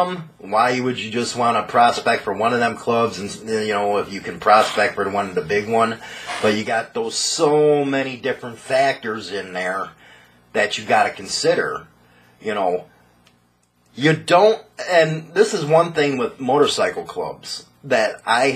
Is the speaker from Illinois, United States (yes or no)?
yes; Chicago, Illinois, United States; I grew up in Chicago